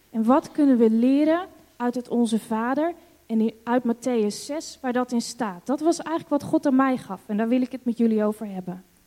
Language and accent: Dutch; Netherlands; also born or lived in Hong Kong; wij als Nederlanders